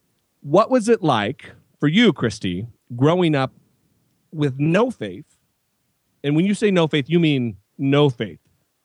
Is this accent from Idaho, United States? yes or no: yes; Idaho, United States; That's my home state, baby.